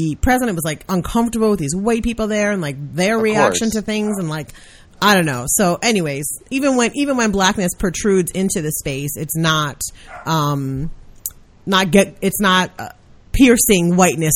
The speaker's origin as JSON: {"language": "English", "town": "New York City", "region": "New York", "country": "United States", "tie": "born or raised there", "said": "I'm from Brooklyn"}